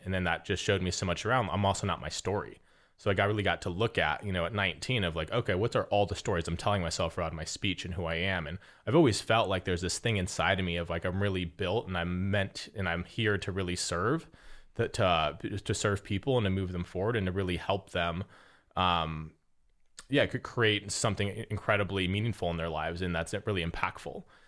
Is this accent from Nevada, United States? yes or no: yes; Las Vegas, Nevada, United States; moved away; I was born and raised in Vegas